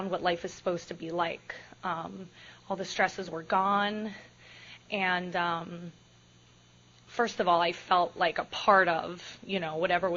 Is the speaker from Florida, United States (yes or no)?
yes; Miami, Florida, United States; I am from Miami. As Jim mentioned, I'm from a half Hispanic home. I'm from a very strict household, or it was when I was growing up.